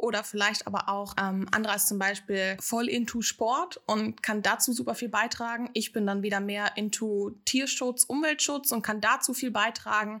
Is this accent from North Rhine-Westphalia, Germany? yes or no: yes; Ostwestfalen-Lippe, North Rhine-Westphalia, Germany; moved away as an adult; now in Hamburg, Germany; Ich komme eigentlich wirklich von einem ganz platten Dorf unten in Ostwestfalen-Lippe